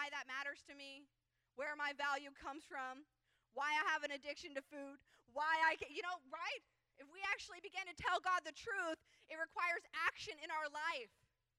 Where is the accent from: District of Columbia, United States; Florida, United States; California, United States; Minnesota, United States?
California, United States; People don't like us because we're from California